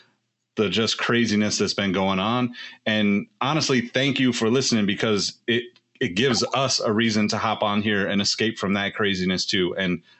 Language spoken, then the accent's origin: English; Sacramento, California, United States; I'm a Kings fan and I want my hometown to be seen